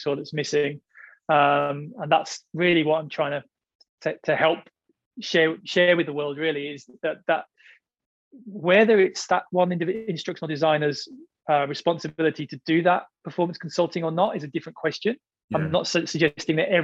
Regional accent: United Kingdom; now in Australia; I'm British, but now I live in Australia

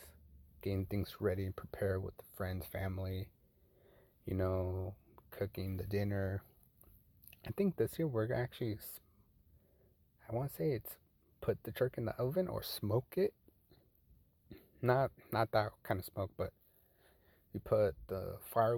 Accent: Fullerton, California, United States; back in my hometown, Fullerton

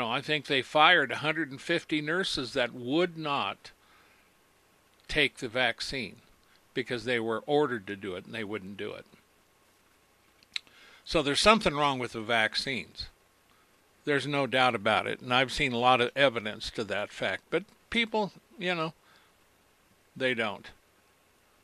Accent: United States; When I was born in America, I was raised by my parents to know right and wrong

